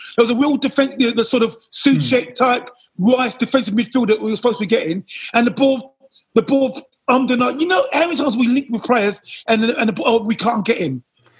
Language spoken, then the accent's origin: English; United Kingdom; And again, we're British.